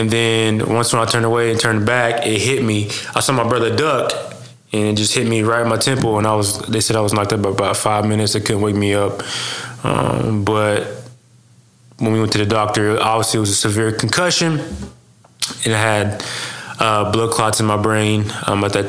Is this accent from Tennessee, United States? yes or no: no; Seminole, Oklahoma, United States; also born or lived in Shawnee, Oklahoma; now in Ada, United States; I'm from Seminole, Oklahoma. Small town, like 6,000 people. Well, not that small, but it's small. But I was born in Shawnee